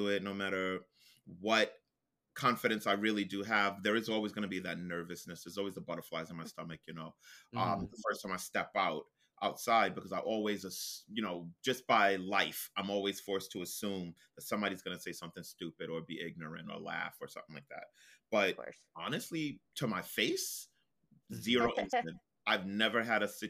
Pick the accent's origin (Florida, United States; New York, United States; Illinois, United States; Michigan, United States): New York, United States; New York City; I am a New Yorker, from Brooklyn, born and raised